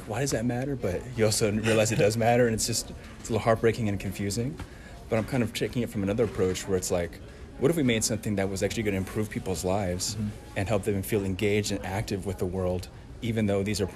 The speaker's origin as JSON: {"language": "English", "area": "Orange County", "region": "California", "country": "United States", "moved": "as an adult", "lives_now": "Boston, United States", "said": "I'm from Orange County, which is typically understood as being just a mega affluent region of the country."}